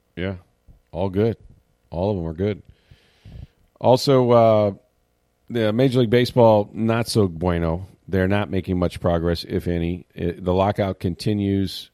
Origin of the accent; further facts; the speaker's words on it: St. Petersburg, Florida, United States; it's in the beautiful old Saint Petersburg, my hometown